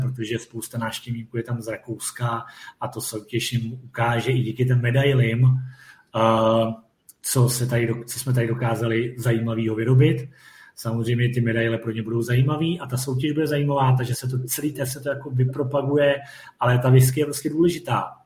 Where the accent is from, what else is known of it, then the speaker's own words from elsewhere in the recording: Czechia; jsme Češi